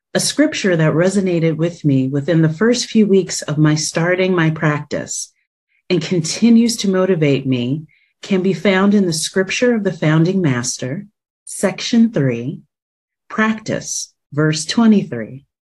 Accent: New Jersey, United States; moved away as an adult; now in Washington, D.C., United States; faith community surrounding me growing up in New Jersey

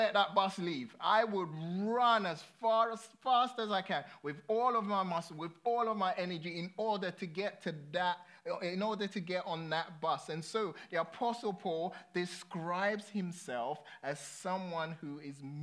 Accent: London, United Kingdom; I grew up in London, and London, if you live in London, you just don't need a car

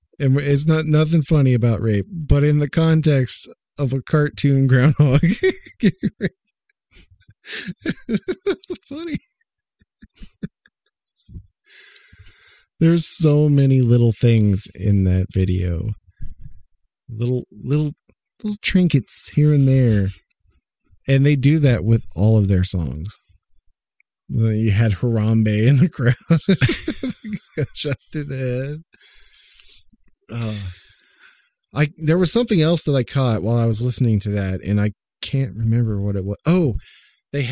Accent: Oklahoma, United States; I grew up in Oklahoma

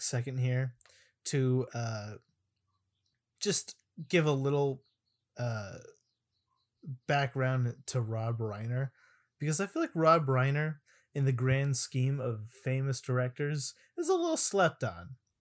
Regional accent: Arizona, United States; in my elementary school, uh, whenever there was either a rainy day or a heat advisory day, because I'm from Arizona

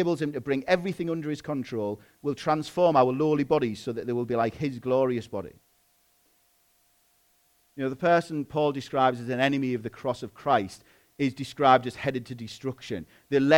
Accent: England, United Kingdom; I'm a British citizen

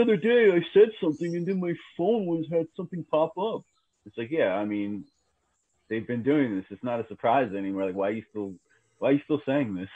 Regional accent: New York City, New York, United States; also born or lived in Brooklyn; I grew up in Queens, man. Uh, I was born in Brooklyn. I grew up in Queens

